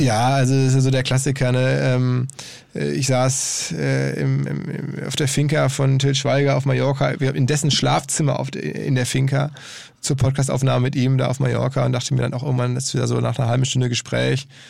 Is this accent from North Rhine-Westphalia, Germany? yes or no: yes; Essen, North Rhine-Westphalia, Germany; in Essen lebt, also meine Heimatstadt